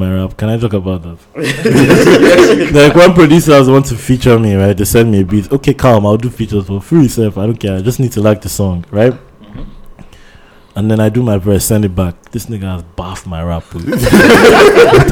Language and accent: English; Jos, Plateau, Nigeria; also born or lived in Lagos, Nigeria; now in Ottawa, Canada; I lived in Jos. I was born in Jos. First 3 years of my life, I was there